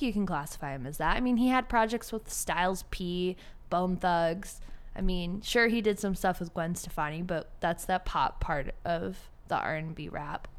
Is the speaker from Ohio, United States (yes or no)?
yes; Cleveland, Ohio, United States; moved away as an adult; now in Austin, United States; I grew up in Cleveland, four four oh, two one six